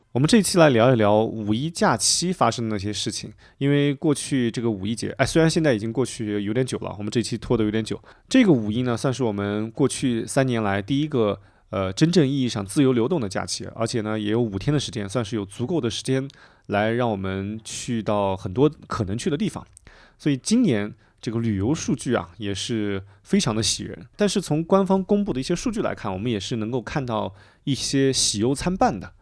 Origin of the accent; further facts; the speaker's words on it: Bengbu, Anhui, China; 我的家乡，就是蚌埠，就安徽的那个一个城市